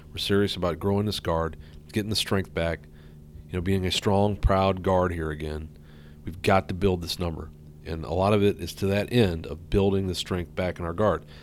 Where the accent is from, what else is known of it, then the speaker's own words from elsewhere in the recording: St. Louis, Missouri, United States; born there; moved away; I was born in St. Louis, and then kind of moved around. I was in a um, kind of a ministry family, and uh, moved all over the place, and then found found herself here in the Northwest in '86.